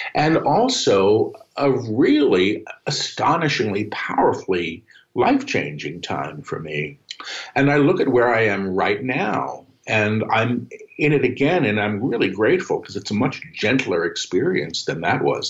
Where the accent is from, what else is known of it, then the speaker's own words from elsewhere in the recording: New York City, New York, United States; moved away as an adult; now in Maui, United States; I'm a New Yorker